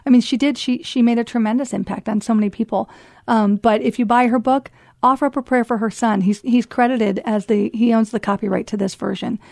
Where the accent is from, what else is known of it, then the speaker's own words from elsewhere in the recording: United States; moved away as an adult; as an American